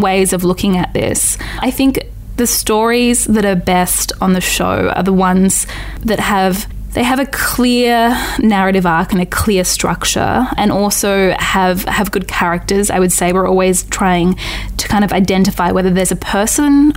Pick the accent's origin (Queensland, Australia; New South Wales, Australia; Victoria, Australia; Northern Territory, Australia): Northern Territory, Australia; moved away; I'm from the Northern Territory originally